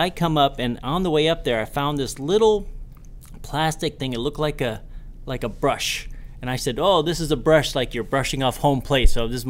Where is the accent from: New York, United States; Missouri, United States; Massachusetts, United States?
Massachusetts, United States; Boston; born there; I was born in Boston.